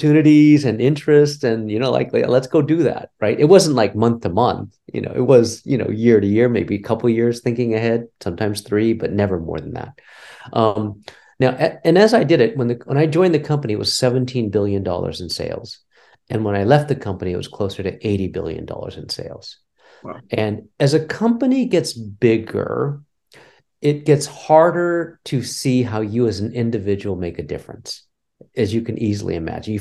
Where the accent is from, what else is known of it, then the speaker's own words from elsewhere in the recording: rural California, United States; moved away as an adult; also born or lived in Cincinnati, Ohio; So I'm a Californian, native California, third generation. So, I'm kind of American assimilated, I guess you can call it. I grew up in rural California even